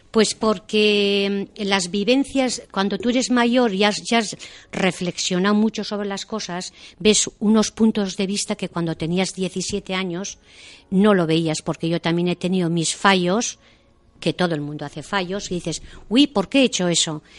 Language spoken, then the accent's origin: Spanish; Deba, Basque Country, Spain; yo soy de Deva y Guipúzcoa y he, venido, o sea, bueno, he vivido siempre en Deva